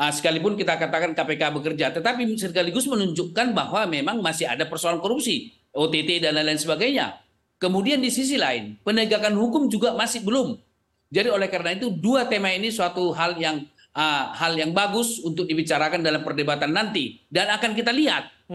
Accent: Aceh, Indonesia; moved away; di kampung halaman saya, kelahiran saya di pinggiran di Aceh sana

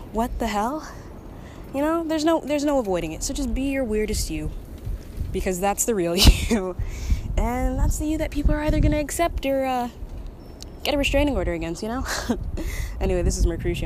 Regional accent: Texas, United States; I'm from Texas

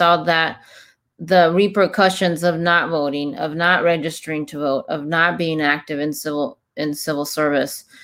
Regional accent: Mexico; moved away; we're both immigrants from Mexico.

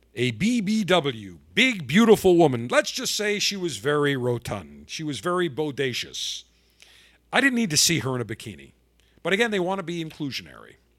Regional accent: Buffalo, New York, United States; now in Tampa, United States; I grew up in Buffalo

